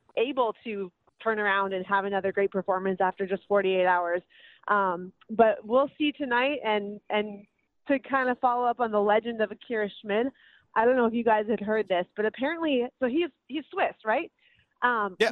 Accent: Minnesota, United States; moved away; I'm from Minnesota

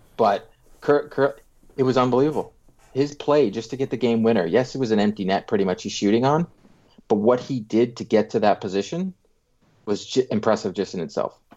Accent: Canada; I'm Canadian

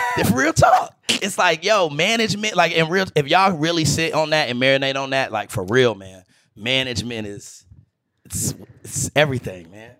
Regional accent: Greensboro, North Carolina, United States; moved away; I'm from Greensboro

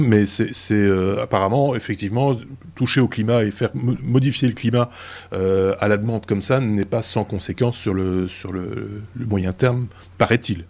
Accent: Belgium; chez nous en Belgique

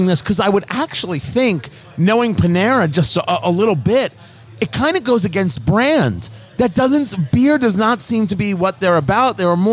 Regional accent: New Jersey, United States; I grew up in New Jersey

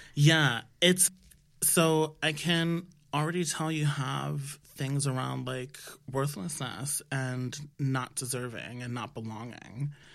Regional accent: New York, United States; I am from the Washington Heights originally here in New York, and my parents are from the Dominican Republic. So I grew up in not just a Dominican household, but a Dominican neighborhood

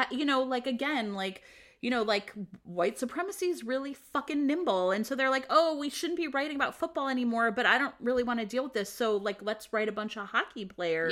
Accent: United States; I grew up in America.

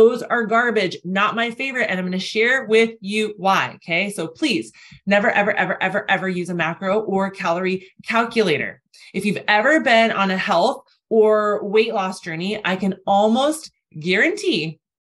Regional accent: Arizona, United States; I'm from Arizona

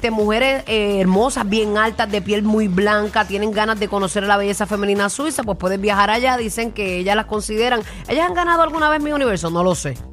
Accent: Puerto Rico

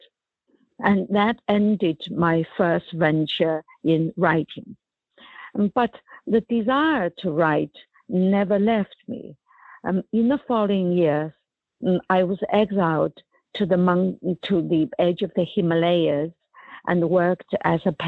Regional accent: China; moved away as an adult; when I was growing up in China in the 1950s and the 60s and 70s

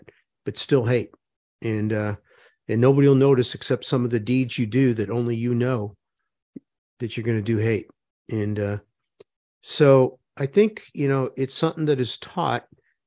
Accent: Parma, Ohio, United States; where I grew up in Parma, there was ethnic hate

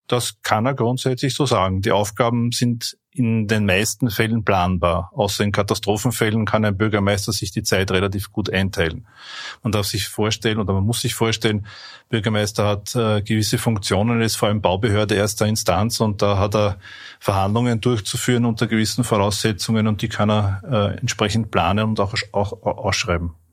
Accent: Lower Austria, Austria; muss vom Land Niederösterreich entsprechend bewilligt werden. Das heißt, Gemeinden, meine Heimatgemeinde hat zum Beispiel sehr viele äh, Liegenschaften

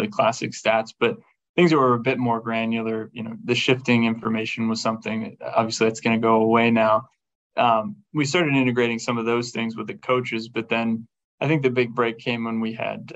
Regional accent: Carmichaels, Pennsylvania, United States; moved away; I grew up in southwestern Pennsylvania, about 60 miles south of Pittsburgh

